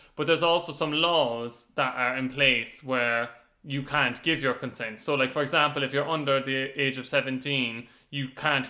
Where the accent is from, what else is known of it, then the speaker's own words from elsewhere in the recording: Cork, Munster, Ireland; I'm from Cork